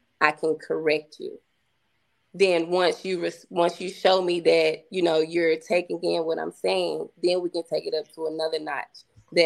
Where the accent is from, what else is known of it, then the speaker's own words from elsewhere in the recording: Coldwater, United States; moved away; I'm from Coldwater. I'm from this same town